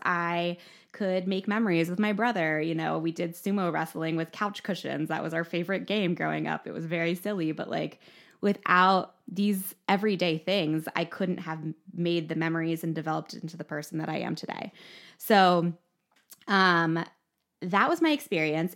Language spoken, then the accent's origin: English; Mifflinburg, Pennsylvania, United States; I was raised in Mifflinburg, so just a few miles from here in Milton.